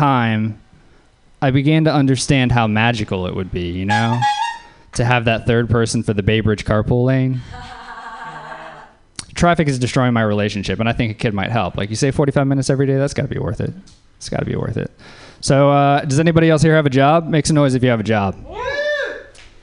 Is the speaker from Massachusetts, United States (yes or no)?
no; Louisiana, United States; I'm from Louisiana